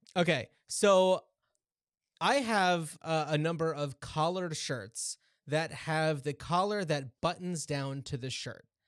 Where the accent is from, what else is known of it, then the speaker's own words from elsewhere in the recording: United States; moved away; I grew up just outside of New York